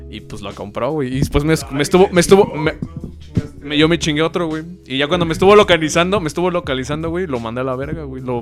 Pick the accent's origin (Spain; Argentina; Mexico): Mexico; Nicolás Romero, State of Mexico; Yo soy de Nicolás Romero. Pues valió verga, güey.